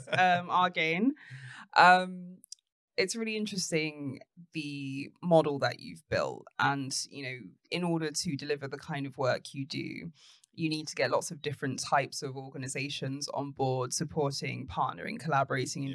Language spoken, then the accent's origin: English; London, United Kingdom; I grew up in Tottenham